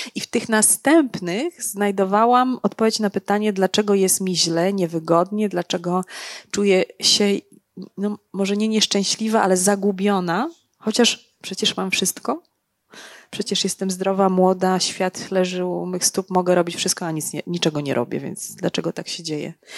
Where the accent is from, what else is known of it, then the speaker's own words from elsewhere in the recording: Legnica, Lower Silesian Voivodeship, Poland; ja jestem z Legnicy